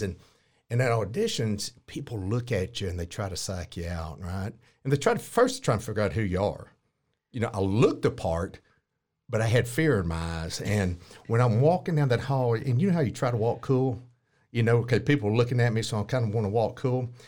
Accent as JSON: {"language": "English", "town": "Fairfield", "region": "Texas", "country": "United States", "tie": "born or raised there", "also_born_or_lived": "Navarro County, Texas", "moved": "as an adult", "lives_now": "Corsicana, United States", "said": "I was raised in Fairfield, ended up in Course County"}